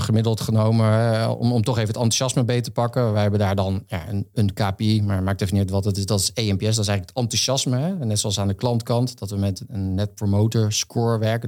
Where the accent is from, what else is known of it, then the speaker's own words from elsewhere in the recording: Veluwe, Gelderland, Netherlands; moved away as an adult; now in Rotterdam, Netherlands; ik van de Veluwe kom